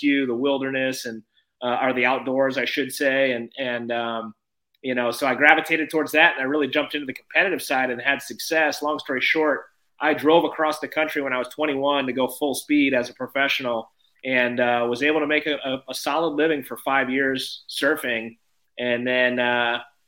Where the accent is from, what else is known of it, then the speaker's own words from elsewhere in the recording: South Florida, United States; I grew up in South Florida